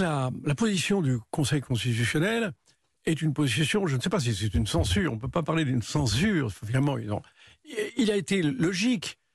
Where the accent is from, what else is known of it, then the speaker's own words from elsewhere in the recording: Béarn, Nouvelle-Aquitaine, France; j'ai été élevé dans le Béarn